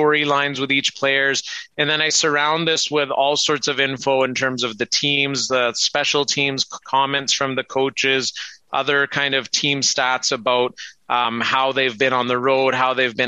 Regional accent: Brooks, Alberta, Canada; accent: Canadian; I was growing up in Brooks

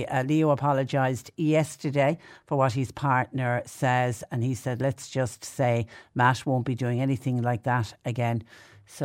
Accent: Clonmel, Munster, Ireland; moved away; I grew up in Clonmel, so I know the Garda station in Clonmel.

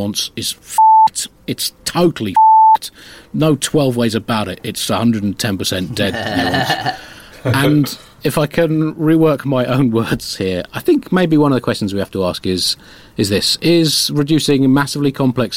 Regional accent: United Kingdom; I'm British

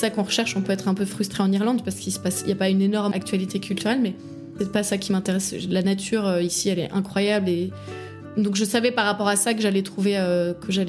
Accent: Paris, Île-de-France, France; même si je viens de Paris, j'ai pas besoin euh, d'une vie culturelle débordante. Enfin, à Paris, j'allais jamais au musée

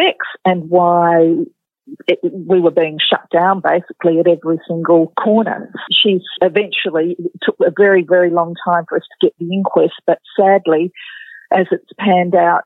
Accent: Sydney, New South Wales, Australia; now in Western Australia, Australia; I wasn't from Western Australia. I was from Sydney originally

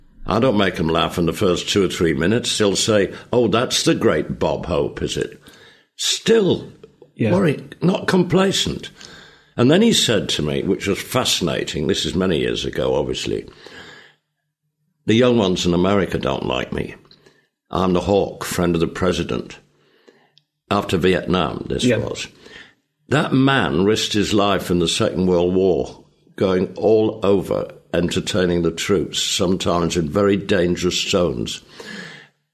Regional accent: Leeds, Yorkshire and the Humber, United Kingdom; First paid job I ever did, my hometown Leeds, City Variety Theatre

